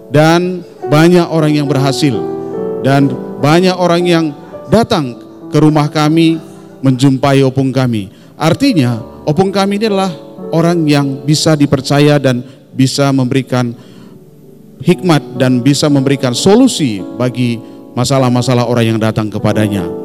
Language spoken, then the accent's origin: Indonesian; North Sumatra, Indonesia; born there; saya ini dilahirkan di satu daerah di Tanah Karo ya tetapi opung kami berasal dari Batak Toba … saya lahir di Tanah Karo